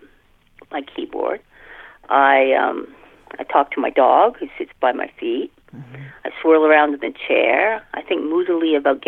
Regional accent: Canada; I'm Canadian, so I watch Canadian TV

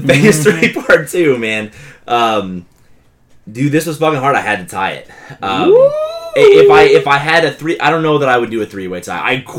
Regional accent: United States; For the record, I'm from White County. I was in Maine.

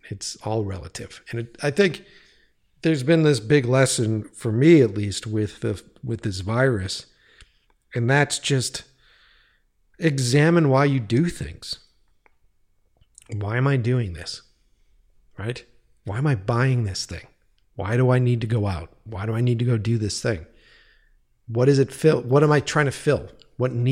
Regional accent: East Coast, United States; now in California, United States; when I was moving out from the East Coast as a grizzled fucking East Coaster

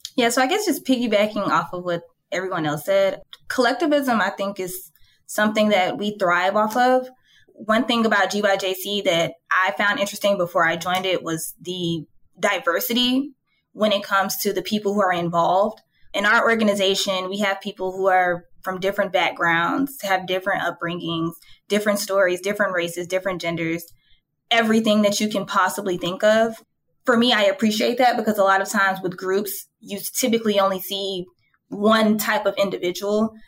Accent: Atlanta, Georgia, United States; I was born and raised in Atlanta.

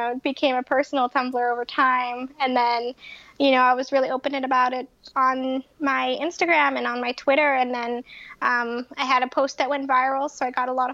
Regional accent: Winnipeg, Manitoba, Canada; moved away as an adult; now in Boston, United States; I'm originally from Canada. I'm from Winnipeg, Manitoba, just here in the States as a guest

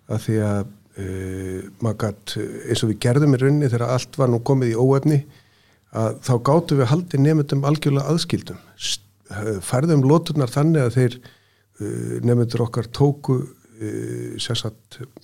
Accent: Austurland, Eastern Region, Iceland; moved away; ég er nú ættaður af Östuránum, fættist þar og ólst upp

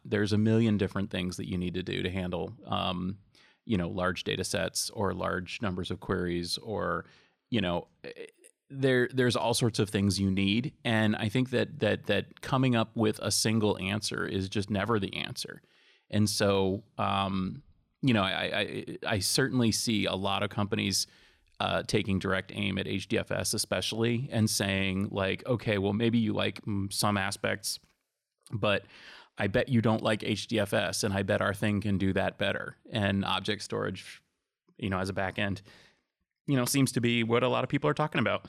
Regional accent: Massachusetts, United States; I'm from Massachusetts

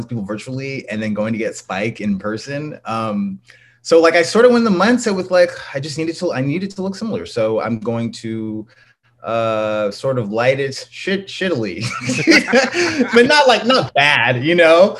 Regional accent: San Jose, California, United States; I'm from San Jose, California. I'm from the Bay Area and, yeah, but Southern roots. Both my family's from like Louisiana and Texas, so definitely got that. But yeah, I'm a Cali boy

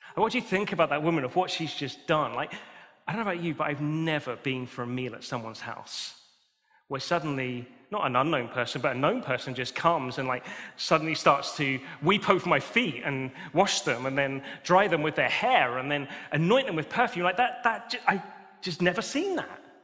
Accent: United Kingdom; We're British

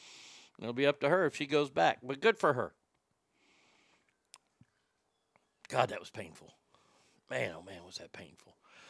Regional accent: South Africa; I'm from South Africa and these are cougarans.

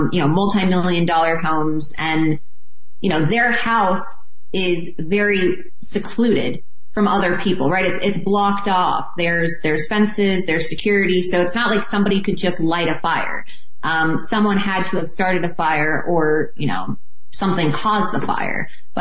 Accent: New York, United States; I'm from New York

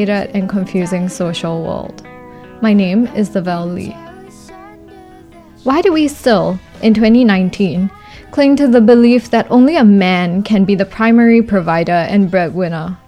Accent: Singapore; Growing up in Singapore

